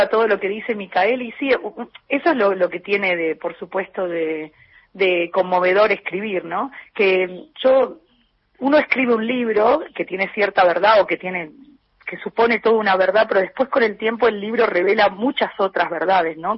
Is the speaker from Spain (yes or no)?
no; Buenos Aires, Argentina; moved away as an adult; now in Paris, France; Yo viví casi 30 años en, siendo una porteña pura y dura